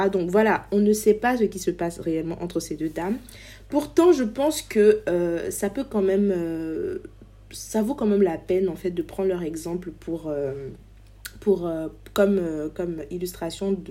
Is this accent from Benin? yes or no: no; Côte d’Ivoire; Ici, nous allons parler de notre culture en tant qu'ivoirien, de ce que nous avons de si particulier en Afrique, des réalités de notre société, de notre musique, de notre diaspora